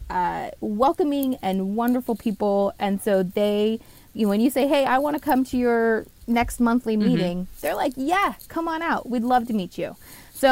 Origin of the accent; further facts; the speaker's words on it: Oregon, United States; moved away as an adult; now in Pennsylvania, United States; I was born and raised in Oregon